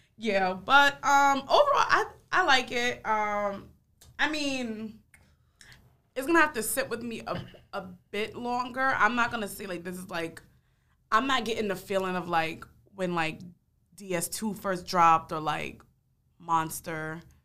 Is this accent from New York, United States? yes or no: yes; New York City, New York, United States; I'm from Harlem